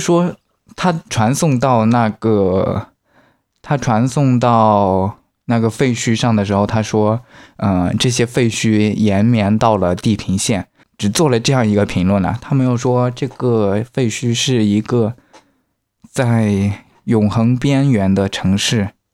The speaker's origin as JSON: {"language": "Chinese", "country": "China", "said": "我们中国人多啊"}